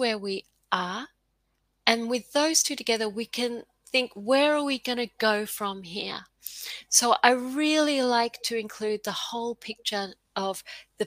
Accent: Australia; also born or lived in Queensland; I'm Australian and I live in Queensland

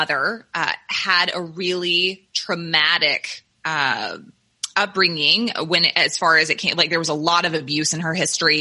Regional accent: the South, United States; I grew up in the South, in the Bible Belt

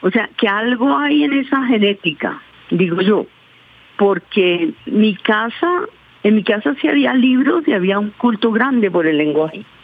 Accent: Amalfi, Antioquia, Colombia; now in Bogotá, Colombia; yo soy de un pueblo donde nacieron los hermanos Castaños y donde nació Monoleche

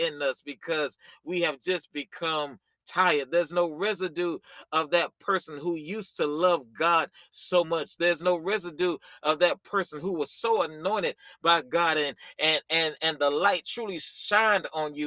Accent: the South, United States; You know, I'm from the country. You know, I'm from the South

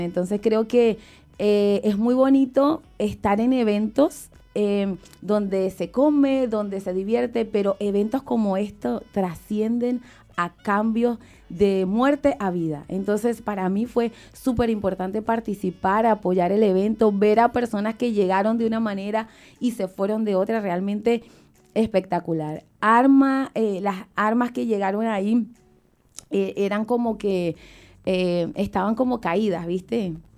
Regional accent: Ocumare de la Costa de Oro, Aragua, Venezuela; moved away; el pueblo donde yo nací, Ocumare de la Costa de Oro

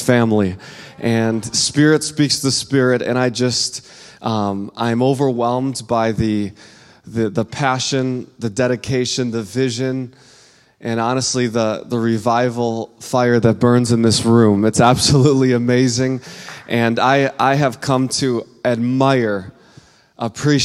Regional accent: Midwest, United States; I come from the Midwest where fashion takes a back seat

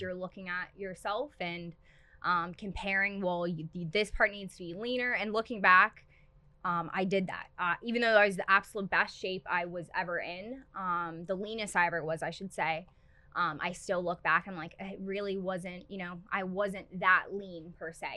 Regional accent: Pittsburgh, Pennsylvania, United States; I am originally from Pittsburgh, and then I went to high school at Ulsh, Our Lady of the Sacred Heart

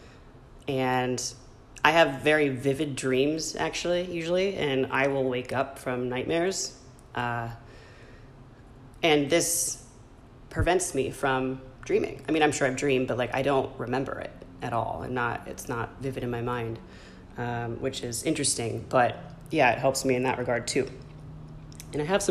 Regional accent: Michigan, United States; now in California, United States; in my home state, Michigan

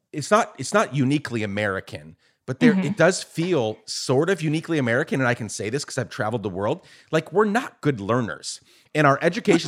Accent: Guatemala; also born or lived in New York, United States; I was born in New York, raised in Guatemala. My dad came to the U.S. when he was a kid as an undocumented immigrant. And we ended up going back later on in life and spent 10 years there.

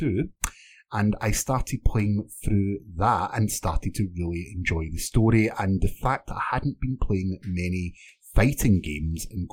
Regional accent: Scotland, United Kingdom; I'm Scottish

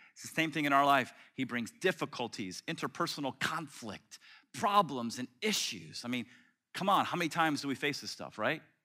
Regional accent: Tampa, Florida, United States; moved away; when I was a kid growing up in Tampa

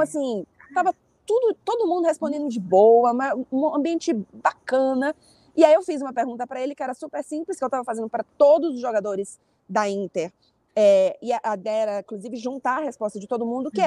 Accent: Brazil; now in Paris, France; sou brasileira.

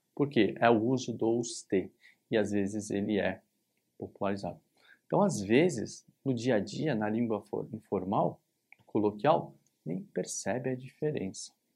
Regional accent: São Paulo, Brazil; aqui em São Paulo, onde eu tô, onde eu nasci, cresci

